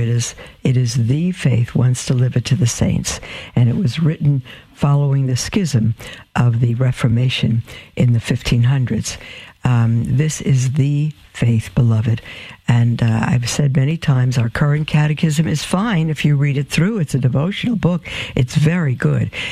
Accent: New York City, New York, United States; I'm from Brooklyn and it probably sounds like D A W G A dogma

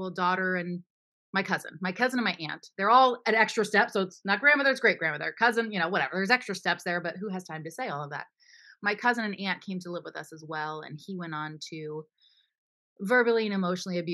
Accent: Florida, United States; also born or lived in Pennsylvania; I was born in Pennsylvania, but raised in Florida with my younger sister

